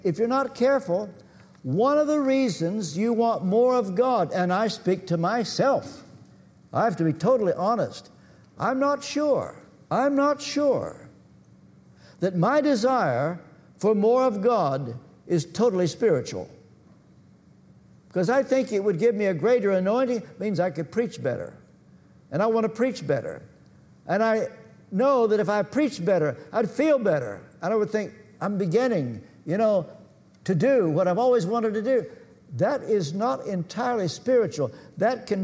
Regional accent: Kentucky, United States; I come from Kentucky, and our educational system was at the bottom

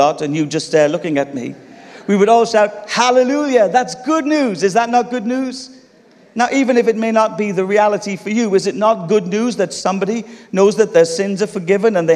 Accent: United Kingdom; we're British here

